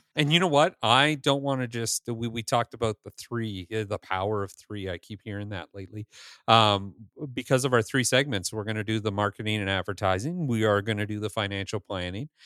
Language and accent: English; Northern Ontario, Canada; moved away; I grew up in Northern Ontario, just like you did.